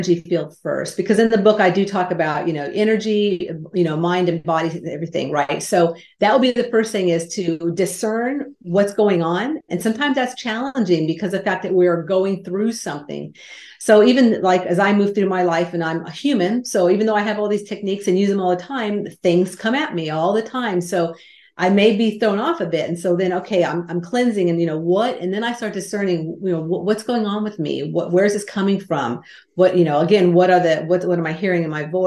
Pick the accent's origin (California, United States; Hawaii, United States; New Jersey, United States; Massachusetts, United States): California, United States; I grew up in California where the earth shook